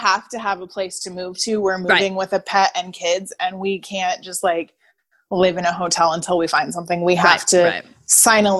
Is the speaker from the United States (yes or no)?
yes; Denver, Colorado, United States; now in North Carolina, United States; I grew up in Denver.